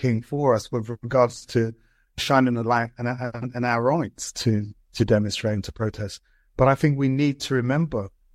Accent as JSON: {"language": "English", "region": "London", "country": "United Kingdom", "tie": "born or raised there", "said": "I grew up in Brixton"}